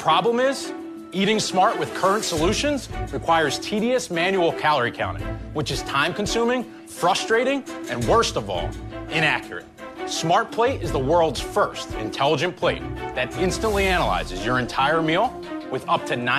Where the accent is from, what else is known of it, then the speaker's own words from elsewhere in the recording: Philadelphia, Pennsylvania, United States; I'm from Philadelphia, PA.